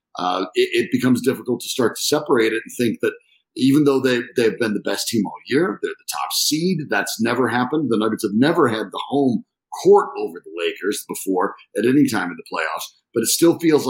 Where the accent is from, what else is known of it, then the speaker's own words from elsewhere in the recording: Colorado, United States; born and raised in Colorado, so I grew up here.